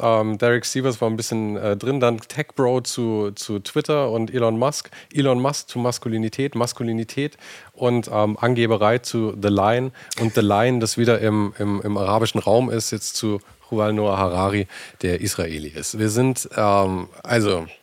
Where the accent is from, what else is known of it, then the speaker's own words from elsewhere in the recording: Germany; wir als Deutsche